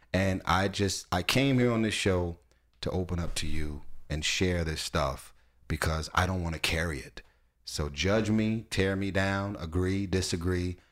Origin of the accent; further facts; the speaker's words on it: Los Angeles, California, United States; I'm from Watts